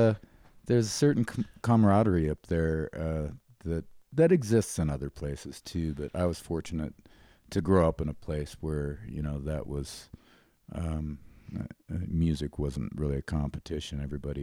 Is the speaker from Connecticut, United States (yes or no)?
no; Great Falls, Montana, United States; I was born in Billings, Montana. My father was a military guy. So in my early youth, we moved around a little bit, but not as much as I hear a lot of military families do. So I spent most of my youth in Great Falls, Montana.